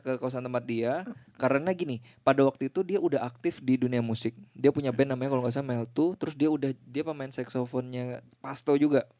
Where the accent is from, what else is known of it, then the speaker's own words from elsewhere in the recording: Banjarmasin, South Kalimantan, Indonesia; moved away as an adult; gue tuh dari Banjarmasin ya, ya, eh, ya. sampai umur sampai lulus SMA lah pokoknya okay, jadi okay. masa kecil gue tuh di Banjarmasin